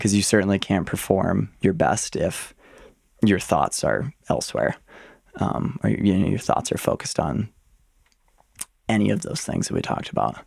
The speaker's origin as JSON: {"language": "English", "town": "Ann Arbor", "region": "Michigan", "country": "United States", "tie": "born or raised there", "said": "I was born and raised in Ann Arbor, Michigan"}